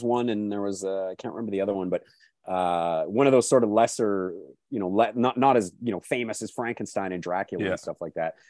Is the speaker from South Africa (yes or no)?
no; Calgary, Alberta, Canada; when I was growing up in Calgary